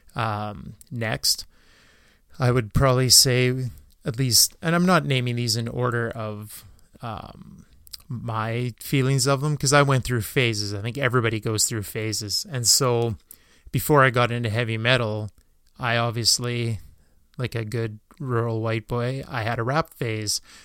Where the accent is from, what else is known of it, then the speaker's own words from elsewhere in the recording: Canada; being Canadian